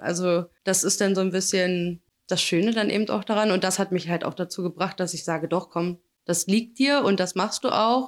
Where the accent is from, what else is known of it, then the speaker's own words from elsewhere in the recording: Magdeburg, Saxony-Anhalt, Germany; Bin aus Magdeburg.